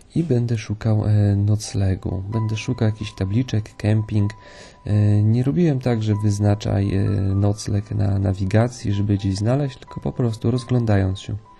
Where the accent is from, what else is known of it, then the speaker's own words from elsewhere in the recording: Poland; jestem z Polski